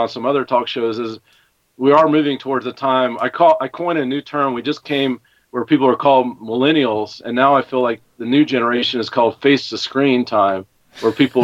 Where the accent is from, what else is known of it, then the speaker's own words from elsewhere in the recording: Knoxville, Tennessee, United States; moved away as an adult; also born or lived in California / Austin, Texas; now in São Paulo area, Brazil; Growing up in Knoxville, Tennessee